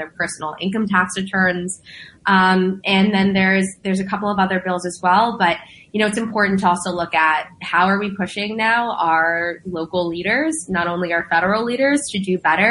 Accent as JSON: {"language": "English", "town": "New York City", "region": "New York", "country": "United States", "tie": "born or raised there", "also_born_or_lived": "Long Island City", "said": "I was born and raised right here in Queens, and I was born in Elmer's Hospital."}